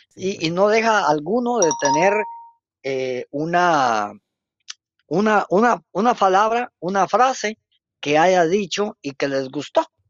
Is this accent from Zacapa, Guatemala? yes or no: yes; Río Hondo, Zacapa, Guatemala; moved away as an adult; also born or lived in Teculután; now in Jutiapa, Guatemala; Aquí dejé el ombligo, aquí estudié, aquí hice todo, sí, pero ahora mi trabajo profesional me hace desempeñarme en otro lugar no puedo negar que soy zacapaneco